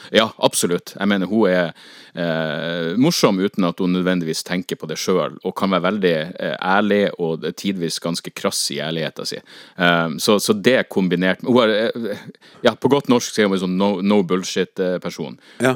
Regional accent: Northern Norway, Norway; å være nordlending

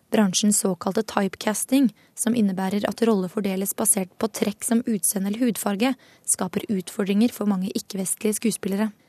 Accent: Norway; Altså, jeg ser jo kanskje ut som jeg kunne vært en afroamerikaner, men jeg er jo ikke det. Og jeg er jo norsk.

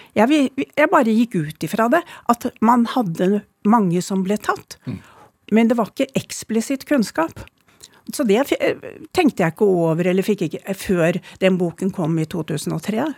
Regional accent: Oslo, Norway; born or raised there; also born or lived in Sweden

